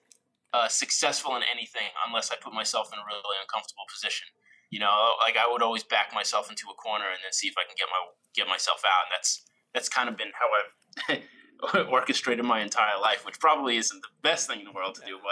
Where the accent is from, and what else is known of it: New York, United States; born or raised there